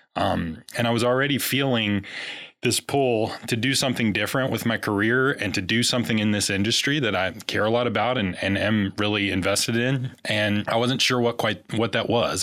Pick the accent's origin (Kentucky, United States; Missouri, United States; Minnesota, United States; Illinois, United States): Kentucky, United States; grew up in Kentucky